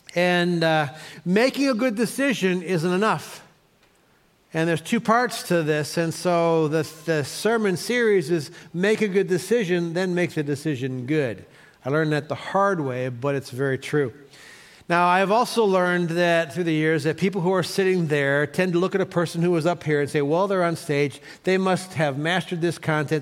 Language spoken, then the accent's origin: English; Cleveland, Ohio, United States; moved away; I grew up in Cleveland